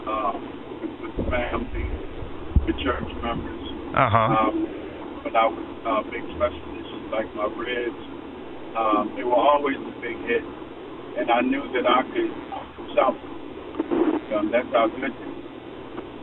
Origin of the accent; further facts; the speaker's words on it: Maryland, United States; I was born here in Maryland